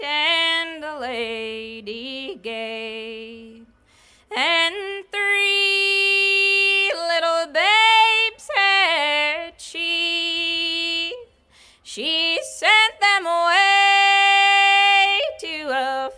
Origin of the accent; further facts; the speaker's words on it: Rural Retreat, Virginia, United States; Rural Retreat, Virginia, my hometown